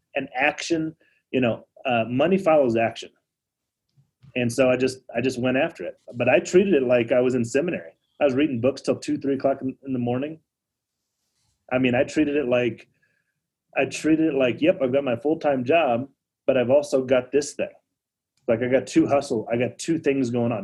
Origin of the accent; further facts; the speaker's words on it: Denver, Colorado, United States; I'm from Denver